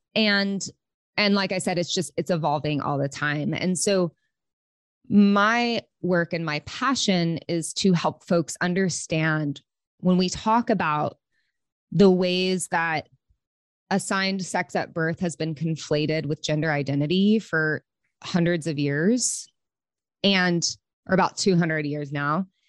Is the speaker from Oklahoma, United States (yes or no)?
yes; Oklahoma City, Oklahoma, United States; moved away as an adult; also born or lived in Los Angeles; I'm from Okla, Oklahoma City